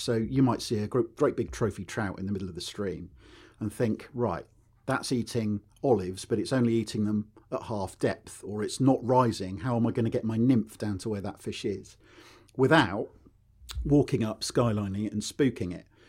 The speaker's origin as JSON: {"language": "English", "town": "Newbury", "region": "South East England", "country": "United Kingdom", "tie": "born or raised there", "said": "I was r, born and raised in Berkshire up near Newbury"}